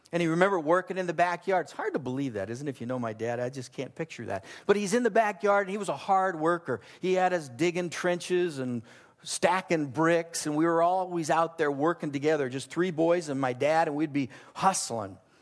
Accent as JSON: {"language": "English", "region": "Southern California", "country": "United States", "tie": "born or raised there", "said": "I grew up in Southern California"}